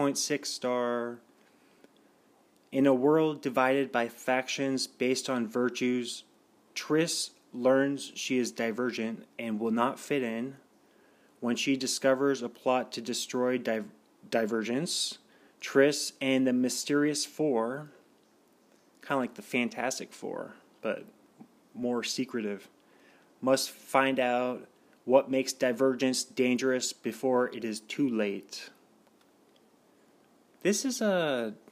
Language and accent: English; Washington, United States; the state of Washington, my home state